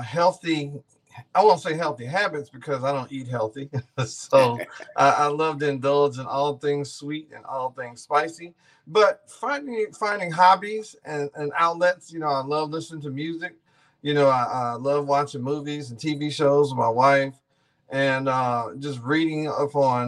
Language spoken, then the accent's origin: English; Missouri City, Texas, United States; I grew up in Ridgemont, you know, Missouri City, went to Missouri City, Willow Ridge